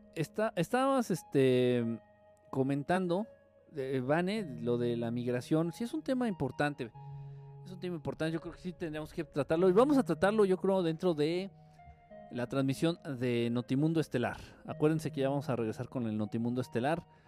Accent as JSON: {"language": "Spanish", "country": "Mexico", "said": "soy de aquí, de, de México."}